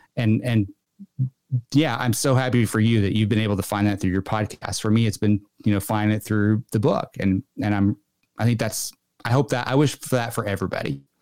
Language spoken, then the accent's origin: English; Arkansas, United States; moved away; once I moved away from Arkansas